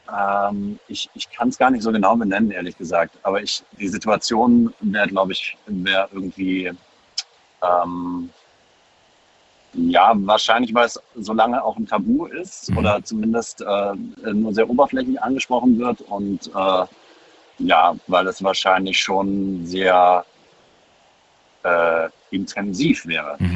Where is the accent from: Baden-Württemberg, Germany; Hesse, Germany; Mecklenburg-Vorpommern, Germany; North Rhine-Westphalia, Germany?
Baden-Württemberg, Germany; Stuttgart; ich komme aus Stuttgart